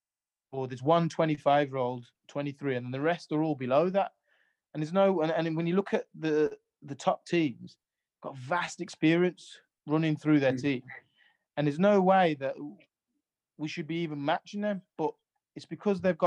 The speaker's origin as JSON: {"language": "English", "town": "Sutton Coldfield", "region": "West Midlands", "country": "United Kingdom", "tie": "born or raised there", "also_born_or_lived": "Jamaica", "said": "I used to live in Sutton Coldfield, which is in, which is by Birmingham"}